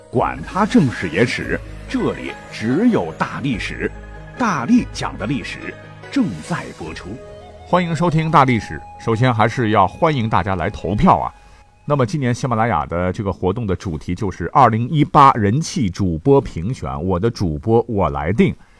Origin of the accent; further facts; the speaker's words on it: China; 我们都说自己是盐黄子孙，我们是华夏民族，我们是中国人